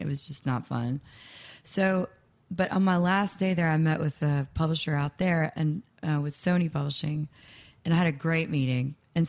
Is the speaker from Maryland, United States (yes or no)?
no; Nashville, Tennessee, United States; I grew up here in Nashville, and I loved Nashville, but I also hated it.